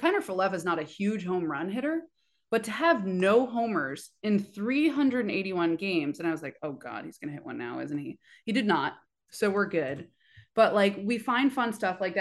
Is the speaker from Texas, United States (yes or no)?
no; Oakland, California, United States; born or raised there